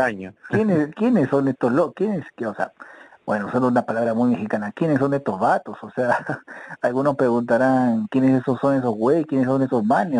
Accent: Peru; somos somos peruanos

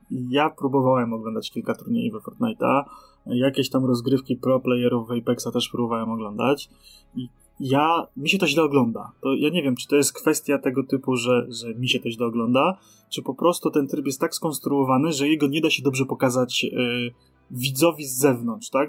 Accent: Poland

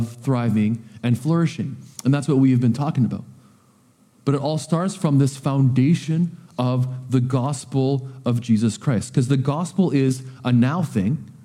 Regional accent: Coquitlam, British Columbia, Canada; now in Powell River, Canada; I was raised in Coquitlam

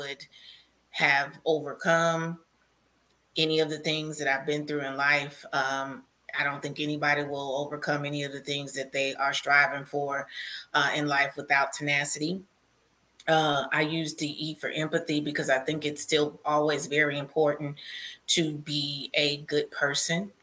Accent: Chicago, Illinois, United States; a little Black girl growing up on the South Side of Chicago

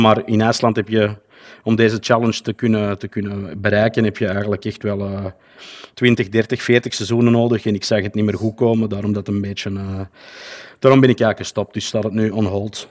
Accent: Antwerp, Flanders, Belgium; ik kom uit België, zoals je wellicht wel zal kunnen horen. Wel, wel bepaald uit, eh, Antwerpen

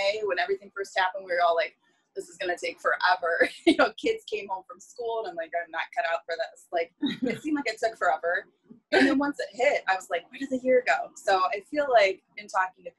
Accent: Northern Michigan, United States; I'm from Northern Michigan

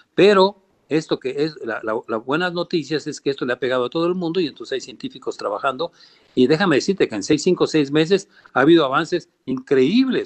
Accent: Mexico; moved away; yo amo a este país como, como, como buen mexicano

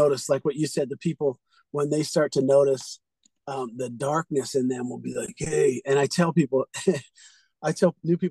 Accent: California, United States; I'm from California.

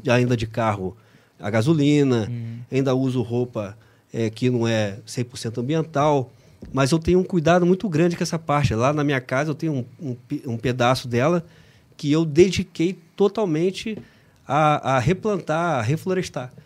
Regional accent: Barra do Piraí, Rio de Janeiro, Brazil; sou de Barra do Piraí

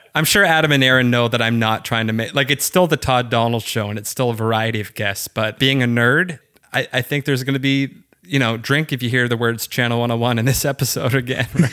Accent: Waterloo, Ontario, Canada; moved away; I'm from Waterloo, Ontario.

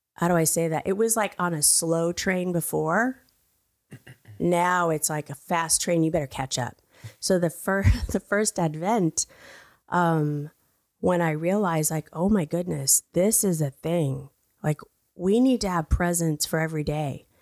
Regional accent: Brownwood, Texas, United States; moved away; also born or lived in Mexico; I was born in Brownwood, Texas. I'm a United States citizen

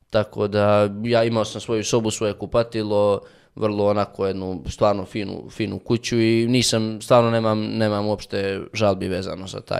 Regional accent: Montenegro; došli su jednom kod nas u Crnu Goru

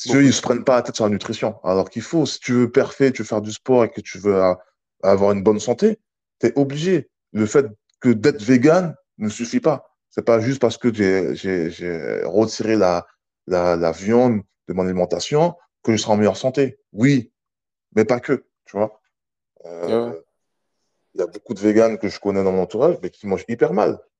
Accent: French Guiana; je viens de la Guyane

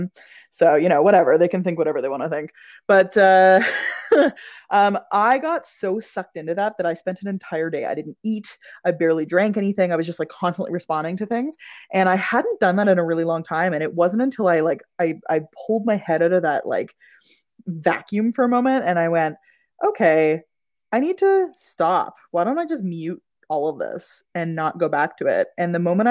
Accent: Ottawa, Ontario, Canada; I grew up in Ottawa

